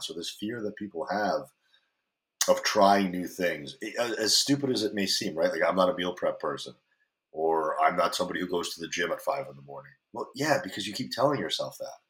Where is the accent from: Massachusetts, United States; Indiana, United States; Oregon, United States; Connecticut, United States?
Connecticut, United States; Greenwich; moved away as an adult; now in California, United States; Greenwich, Connecticut, where I grew up, or where I spent most of my time as an adult